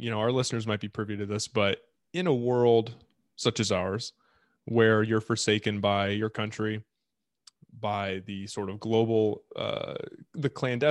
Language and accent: English; Washington, United States; talking about our adventures growing up in Washington